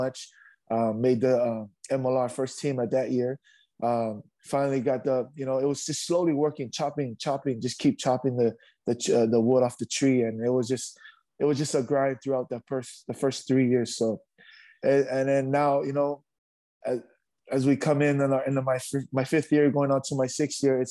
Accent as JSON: {"language": "English", "region": "Hawaii", "country": "United States", "tie": "born or raised there", "also_born_or_lived": "Upolu, Samoa", "moved": "as an adult", "lives_now": "Utah, United States", "said": "born and raised in Hawaii for a little. So I was raised in Hawaii for about maybe 4 years. And then I moved to Samoa, Western Samoa in Upolu for me and my brother."}